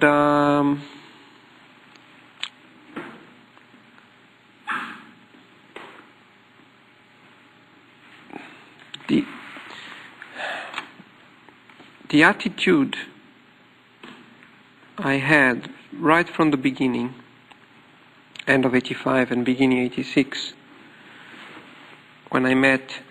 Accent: Brazil; English is a second language; I am Latin American, completely away from Japan, opposite. When Japan is midnight, Brazil is midday

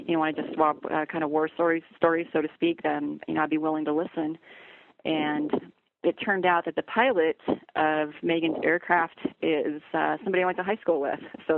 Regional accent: Kalispell, Montana, United States; moved away; and I'm from Kalispell. You know, went to high school there. I've got a lot of family in Montana, and Montana is very near and dear to my heart.

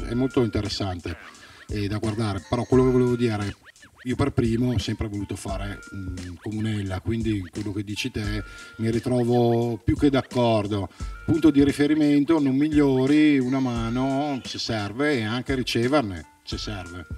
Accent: Verona, Veneto, Italy; noi siamo di Verona

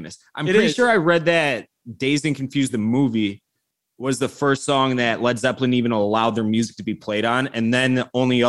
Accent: Chicago, Illinois, United States; Ditka's a god to me as a Chicagoan.

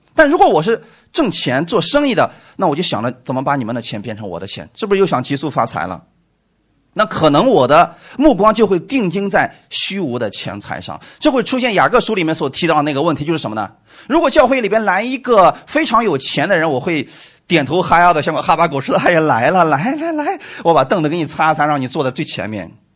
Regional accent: China; 我们中国人

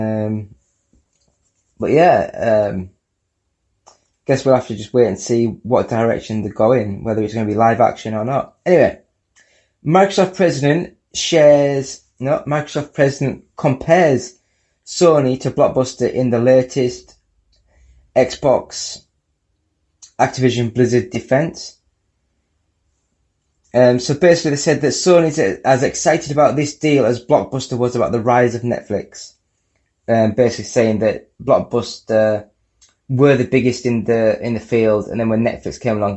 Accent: United Kingdom; I'm from the UK. I'm British.

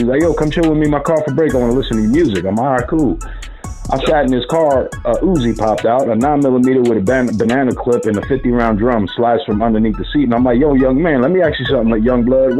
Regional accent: New York City, New York, United States; I say, American. I was born in Harlem.

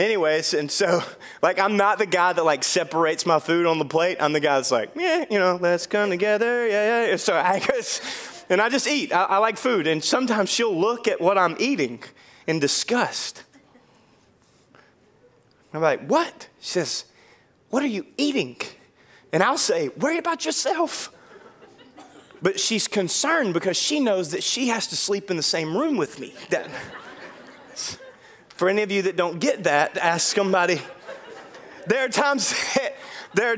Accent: Dorcheat Bayou, North Louisiana, United States; I grew up on the Dorchit Bayou

